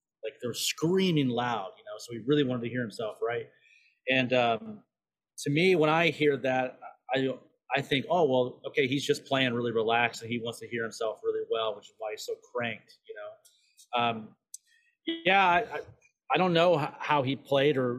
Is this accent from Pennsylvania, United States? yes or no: no; North Carolina, United States; moved away as an adult; also born or lived in Charleston, South Carolina / Michigan / New York / Austin, Texas; now in Texas, United States; I was born in Charleston, but I grew up in North Carolina.